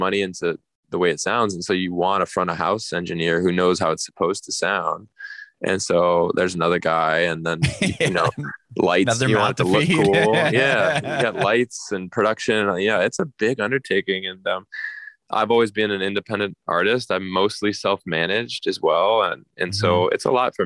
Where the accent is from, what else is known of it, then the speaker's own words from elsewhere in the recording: Chicago, Illinois, United States; Chicago, my hometown